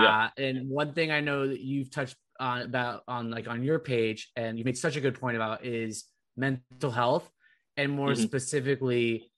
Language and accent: English; Southern California, United States; now in Boston, United States; I grew up in Southern California